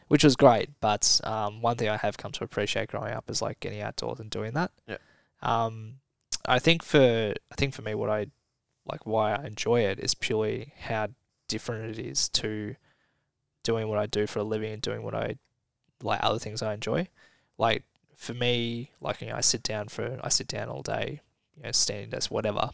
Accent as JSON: {"language": "English", "town": "Somerville", "region": "Victoria", "country": "Australia", "tie": "born or raised there", "said": "I grew up in Somerville"}